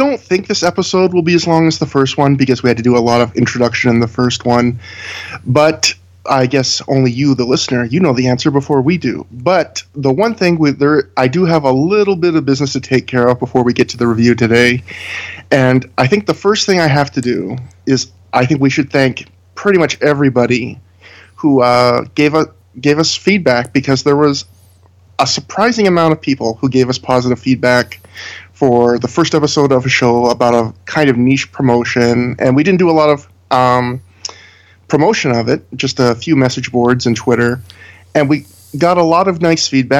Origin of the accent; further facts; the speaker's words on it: British Columbia, Canada; I'm from British Columbia, Canada